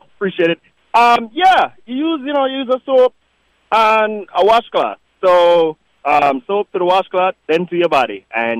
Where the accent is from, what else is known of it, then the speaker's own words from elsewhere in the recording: Jamaica; I'm from Jamaica, so that's how we grew up.